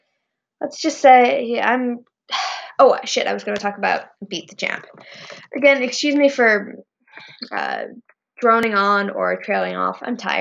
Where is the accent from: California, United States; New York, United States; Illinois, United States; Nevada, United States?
California, United States; also born or lived in Indiana; I was born in Indiana, but my family moved out to California when I was, like, a year old